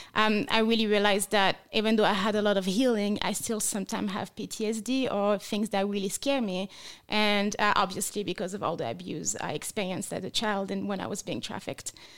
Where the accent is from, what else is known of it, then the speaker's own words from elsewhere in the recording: France; English is a second language; moved away as an adult; now in Las Vegas, United States; I was born and raised in France. I moved to America eight years ago as a missionary against sex trafficking